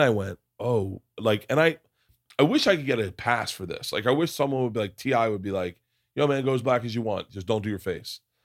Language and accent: English; Florida, United States; growing up in Florida